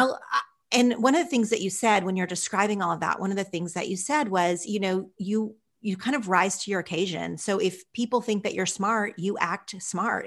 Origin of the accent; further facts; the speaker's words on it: Oklahoma, United States; moved away as an adult; also born or lived in Los Angeles; when I first moved to L A and I said I was from Oklahoma